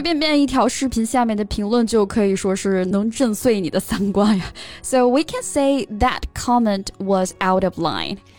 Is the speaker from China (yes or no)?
yes; China; 就不得不提一下我们中国人的智慧了